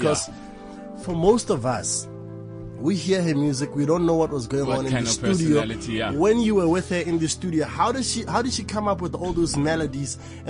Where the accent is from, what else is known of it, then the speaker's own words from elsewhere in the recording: Botswana; now in South Africa; I'm based in South Africa, I'm from Botswana, by the way, but I'm based there.